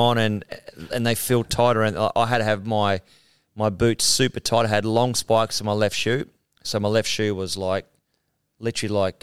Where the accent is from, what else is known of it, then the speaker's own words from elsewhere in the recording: Mount Warrigal, New South Wales, Australia; I'm a guy from Mount Warrigal